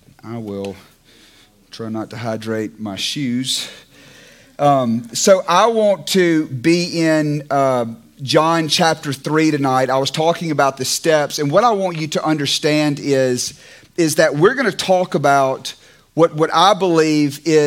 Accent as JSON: {"language": "English", "town": "Clarksdale", "region": "Mississippi", "country": "United States", "tie": "born or raised there", "also_born_or_lived": "California", "moved": "yes", "said": "Clarksdale Baptist Church where I grew up in Mississippi"}